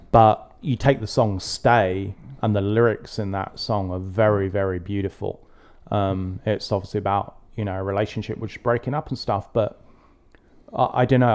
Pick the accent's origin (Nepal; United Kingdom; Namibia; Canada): United Kingdom; England; growing up in England